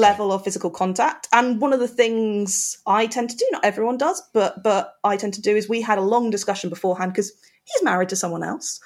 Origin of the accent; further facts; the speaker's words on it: United Kingdom; we're British